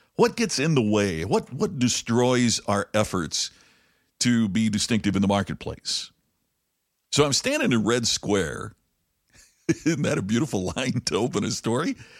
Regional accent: United States; being an American

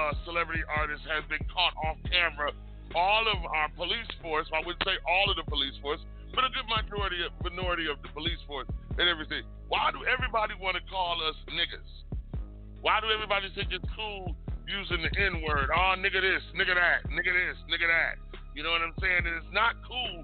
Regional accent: United States; also born or lived in Las Vegas; I was born here in the United States. I wasn't born overseas

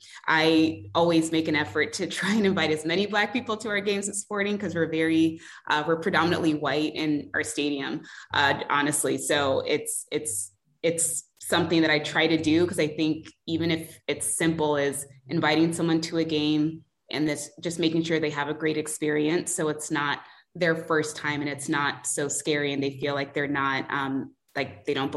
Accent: Nigeria; I'm Nigerian. I've met tons of Nigerians through soccer.

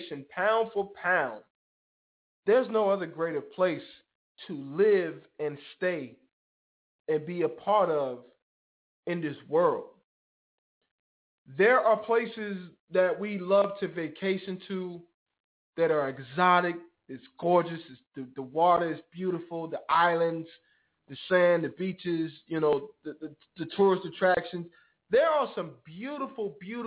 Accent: United States; I'm proud to say that I'm an American. I'm proud to say that I'm a Black American.

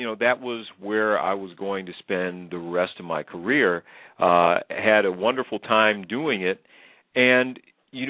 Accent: Illinois, United States; I grew up in Illinois, went to school in at a private college in southern Illinois

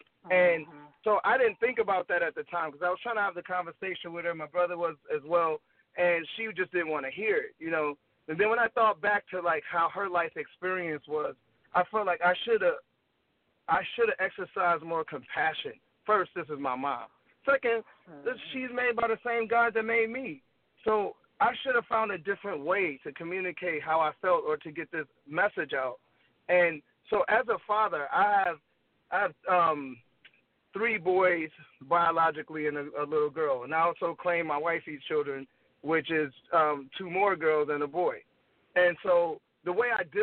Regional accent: Gary, Indiana, United States; also born or lived in St. Paul, Minnesota; I'm from Gary, Indiana, born, lived there till I was like 8, moved to Minnesota, St. Paul, then moved back to Gary

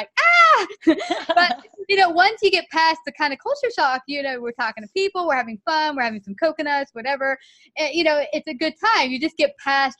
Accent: United States; being an American in their country

